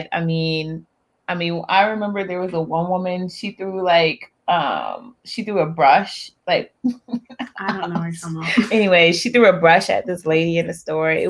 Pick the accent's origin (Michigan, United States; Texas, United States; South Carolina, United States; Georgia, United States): South Carolina, United States; Charleston; I'm from Charleston. I'm from oh. Charleston, South Carolina